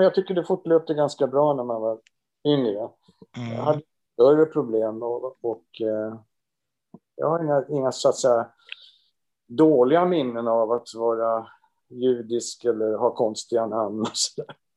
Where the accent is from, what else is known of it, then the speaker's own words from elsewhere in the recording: Rimbo, Stockholm County, Sweden; now in Stockholm, Sweden; jag föddes i Rimbo